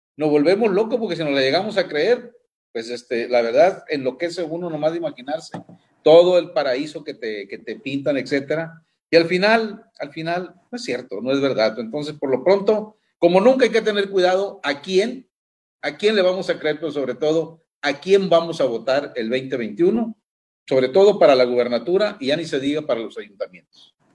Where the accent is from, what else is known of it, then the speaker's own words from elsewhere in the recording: El Fuerte, Sinaloa, Mexico; moved away; allá en mi pueblo mágico